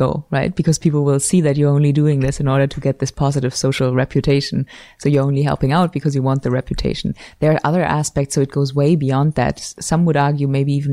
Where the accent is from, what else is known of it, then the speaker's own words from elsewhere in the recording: Germany; moved away as an adult; also born or lived in Switzerland; now in Los Angeles, United States; I'm from Germany originally